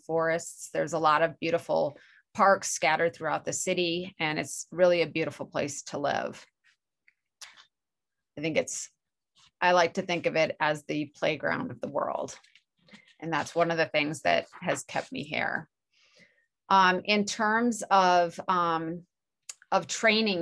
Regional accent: Minnesota, United States; moved away as an adult; also born or lived in Chicago, Illinois / Washington; now in Utah, United States; I'm originally from Minnesota

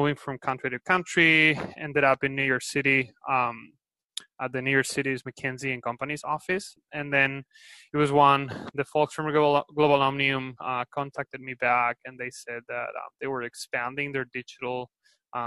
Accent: Spain; accent: Spanish; English is a second language; moved away; also born or lived in Valencia / Berkeley, California; I'm originally from Spain, as you can tell by my accent.

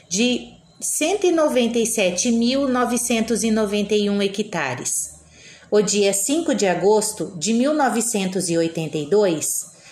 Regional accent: Nova Aurora, Paraná, Brazil; now in Lucas do Rio Verde, Brazil; tenho 42 anos, sou natural de Nova Aurora, Paraná.

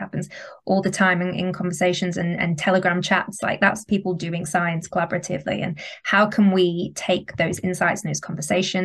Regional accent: the north of England, United Kingdom; accent: northern English; also born or lived in London; where my accent's from, it's from the north of England

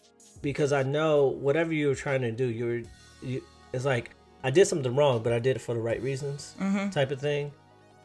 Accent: California, United States; we were raised in California

